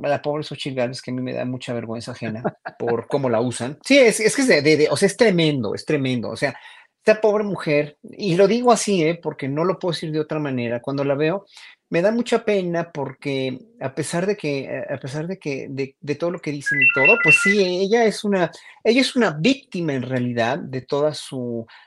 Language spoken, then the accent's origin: Spanish; Mexico; Y eso ahí es donde hay que poner muy, mucha consideración como pueblo mexicano